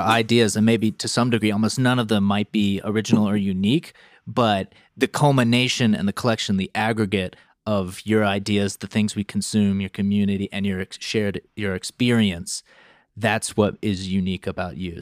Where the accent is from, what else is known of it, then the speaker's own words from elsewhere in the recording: North Carolina, United States; where I grew up in North Carolina